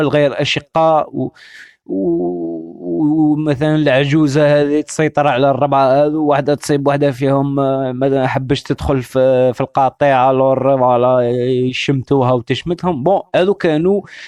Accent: Algeria; انا جزائري

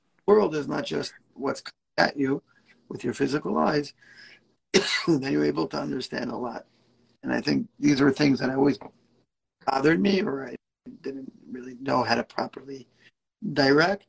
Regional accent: New York City, New York, United States; moved away as an adult; also born or lived in Israel; now in Omaha, United States; I grew up in Brooklyn, right next to Kensington

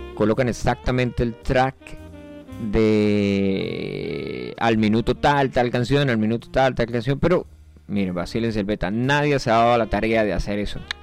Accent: Colombia; moved away; Yo vivo en el Yaure, aquí no es Colombia, aunque yo soy colombiano

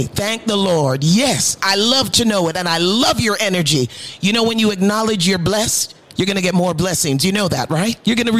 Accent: New York City, New York, United States; I grew up in the Bronx area, so I know Bronx very well. White Plains Road, Jerome Avenue, Grand Concourse, you name it.

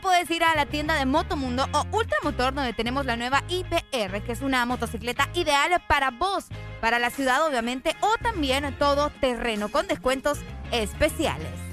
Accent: San Pedro Sula, Cortés, Honduras; yo soy de San Pedro Sula, yo soy nacida acá.

